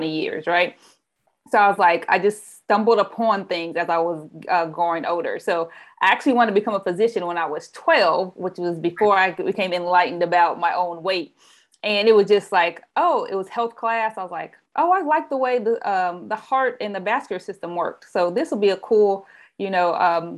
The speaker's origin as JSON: {"language": "English", "town": "Anderson", "region": "Indiana", "country": "United States", "tie": "born or raised there", "moved": "yes", "lives_now": "Oakland, United States", "said": "I actually grew up in a city called Anderson, Indiana. So Midwest girl"}